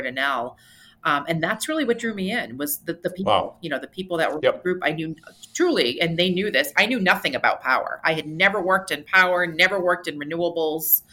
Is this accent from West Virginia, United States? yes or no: no; New Hampshire, United States; my home state of New Hampshire